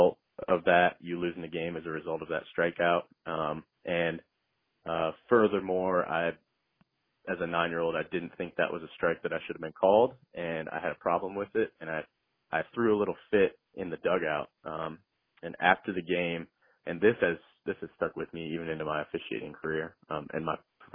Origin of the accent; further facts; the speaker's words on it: Maumee, Ohio, United States; growing up in my hometown, Maumee, there were only 4 elementary schools